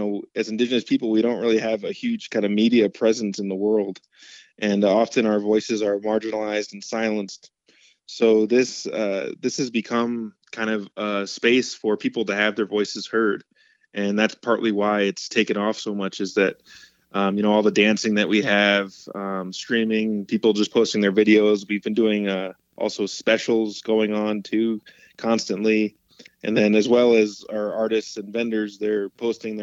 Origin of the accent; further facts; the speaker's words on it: Mashantucket Pequot tribe, Connecticut, United States; I'm from the Mashantucket Pequot tribe in Connecticut. Was born there